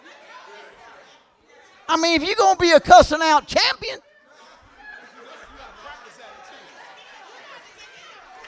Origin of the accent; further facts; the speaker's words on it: Kentucky, United States; I'm from Kentucky, man. I'm talking about small town. I'm talking about country boys and country school and all that stuff